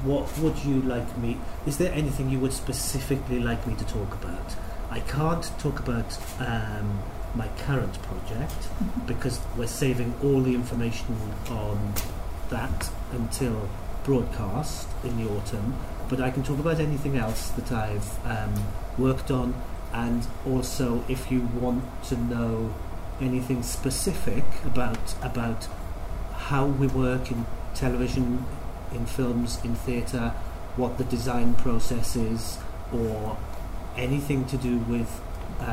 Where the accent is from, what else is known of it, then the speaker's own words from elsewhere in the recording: Pontypridd, Wales, United Kingdom; I'm from Pontypridd. My year in secondary school was the first year that wasn't a grammar school